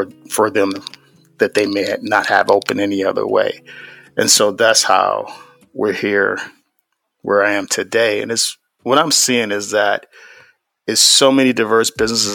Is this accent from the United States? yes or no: yes; Cleveland, Ohio, United States; I grew up in the Midwest from Cleveland, Ohio